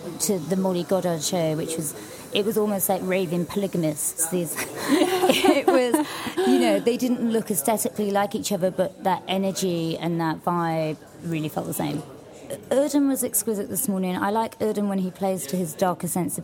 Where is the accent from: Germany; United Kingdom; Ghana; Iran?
United Kingdom; London; growing up in London